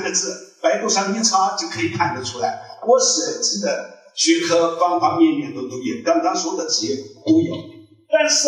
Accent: Kunming, Yunnan, China; 呃，回族啊，回族，小时候在昆明长大的啊。

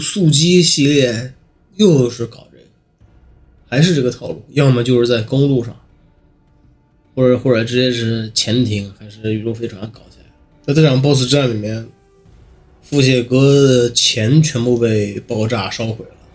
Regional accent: China; 那个时候我们中国人那个私家车保有量

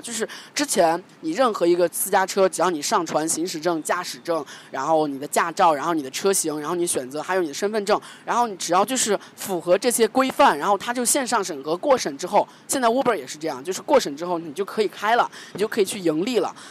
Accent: China; 我们中国人

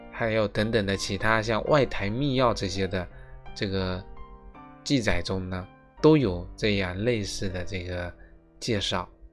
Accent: China; 我们中国人

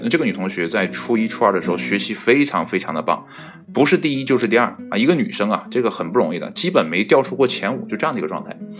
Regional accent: Northeast China, China; also born or lived in Qihe, Shandong (ancestral home); 应该是我爷爷那辈儿啊，从山东来到东北这边，然后在这边安营扎寨，然后开始呢，啊，繁衍后代，然后才有了我这辈嘛

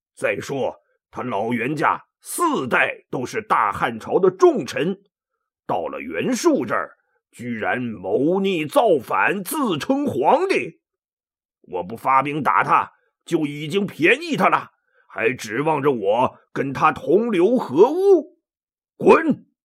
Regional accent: China; 我们中国人

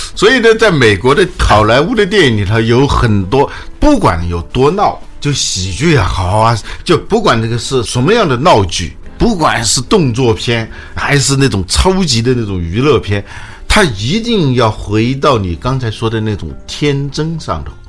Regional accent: China; 我们中国人很灵活的嘛

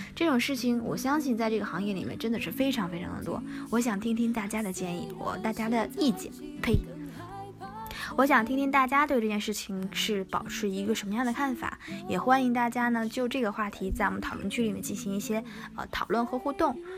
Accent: Northeast China, China; 我是东北人

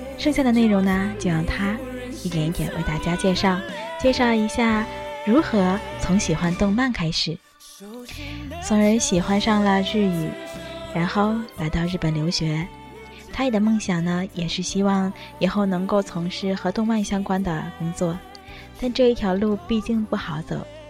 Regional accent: Tianjin, China; moved away as an adult; now in Japan; 和我一样来自于天津

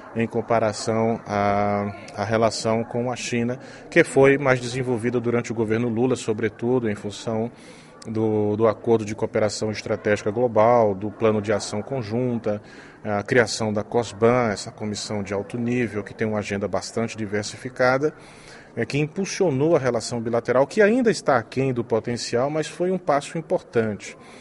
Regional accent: Brazil; sou brasileiro

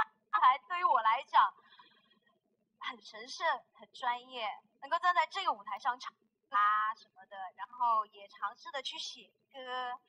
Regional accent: Shenyang, Liaoning, China; 我们沈阳人都很年轻了。

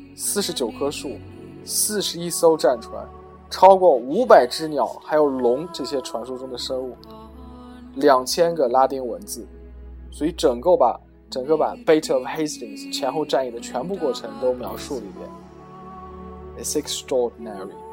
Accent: China; 我们中国人

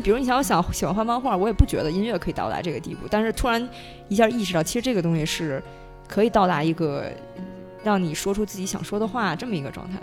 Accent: Beijing, China; 因为我是北京的

